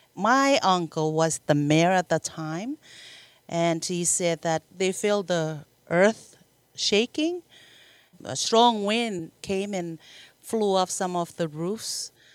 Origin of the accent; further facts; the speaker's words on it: Marshall Islands; I grew up in the Marshall Islands and, uh, born and raised